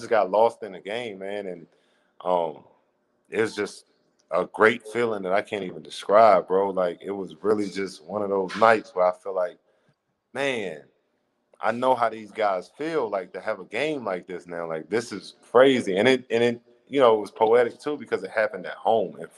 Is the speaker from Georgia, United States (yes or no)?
yes; Atlanta, Georgia, United States; I'm from Atlanta